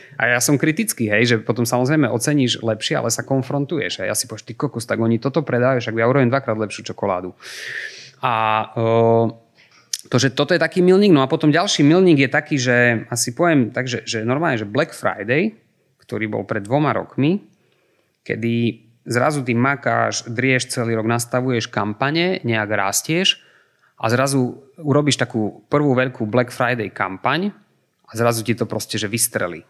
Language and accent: Slovak; eastern Slovakia, Slovakia; ja, ja som z východu